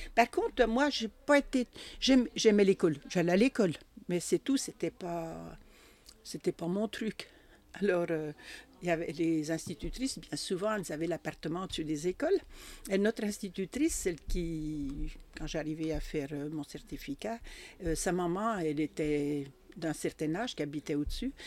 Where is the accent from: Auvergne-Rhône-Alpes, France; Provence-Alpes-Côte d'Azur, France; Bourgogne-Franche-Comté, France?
Bourgogne-Franche-Comté, France; Bresse; accent: jurassien; j'ai fait toute mon enfance en Bresse